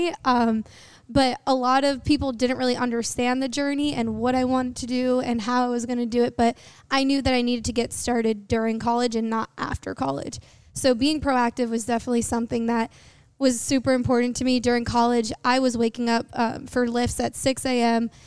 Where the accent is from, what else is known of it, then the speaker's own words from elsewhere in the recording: New York City, New York, United States; I grew up in New York, in Queens, New York, and I went to Bayside High School